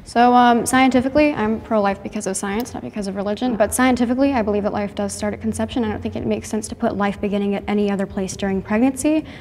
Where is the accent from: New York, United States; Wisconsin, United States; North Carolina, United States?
North Carolina, United States; Charlotte; I am from Charlotte, North Carolina